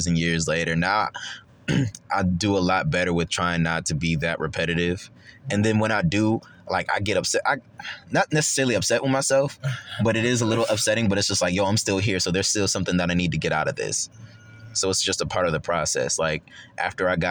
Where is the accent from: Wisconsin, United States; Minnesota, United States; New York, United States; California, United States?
New York, United States; Rochester; now in Charlotte, United States; my hometown in Rochester, New York